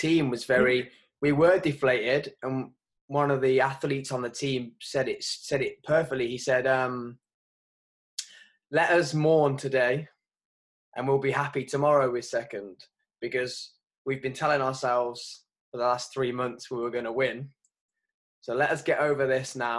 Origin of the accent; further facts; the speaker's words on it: England, United Kingdom; as English